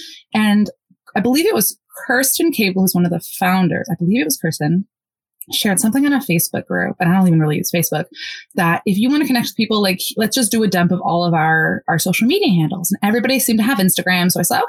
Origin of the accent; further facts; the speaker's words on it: United States; first language Polish; English is a second language; I grew up speaking both Polish and English in the US. Polish was my first language, went to school in English.